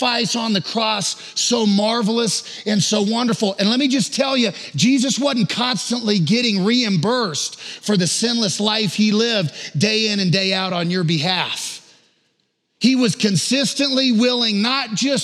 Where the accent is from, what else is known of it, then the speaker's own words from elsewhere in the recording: the South, United States; I'm from the South